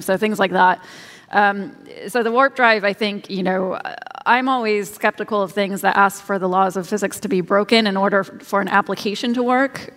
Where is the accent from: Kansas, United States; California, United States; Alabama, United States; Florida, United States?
Kansas, United States; I grew up in Kansas